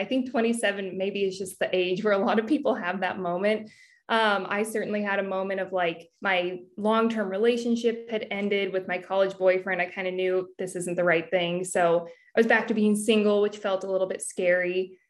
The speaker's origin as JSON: {"language": "English", "region": "California", "country": "United States", "tie": "born or raised there", "said": "Yes, I grew up in Northern California and I always wanted to work in fashion."}